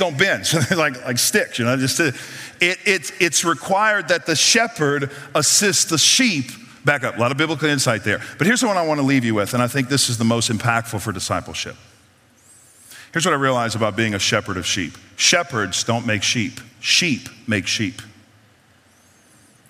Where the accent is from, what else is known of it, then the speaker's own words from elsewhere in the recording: New Orleans, Louisiana, United States; moved away; I'm from New Orleans